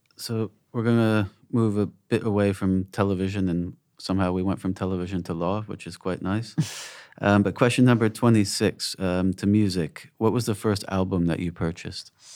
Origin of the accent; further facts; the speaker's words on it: United States; I'm American, obviously, and coming from the States